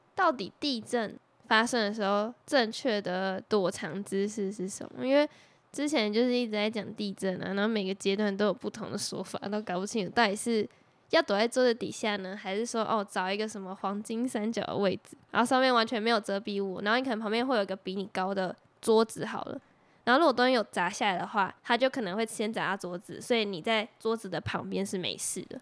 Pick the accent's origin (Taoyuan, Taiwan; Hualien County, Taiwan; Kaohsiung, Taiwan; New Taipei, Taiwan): Taoyuan, Taiwan; 我们在桃园生长